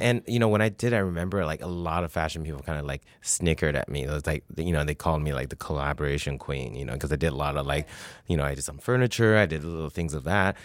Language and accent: English; Taiwan; moved away; also born or lived in Canada; I grew up in Taiwan